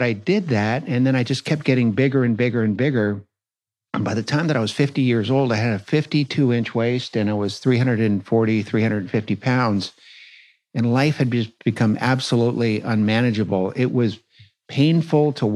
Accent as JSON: {"language": "English", "town": "San Francisco", "region": "California", "country": "United States", "tie": "born or raised there", "said": "I was born and raised in San Francisco"}